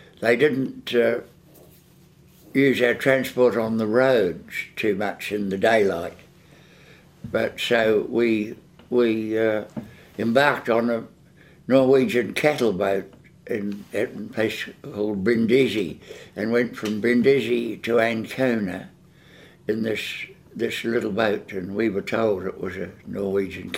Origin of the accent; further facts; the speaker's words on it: Manawatū-Whanganui, New Zealand; I came from Manawatu too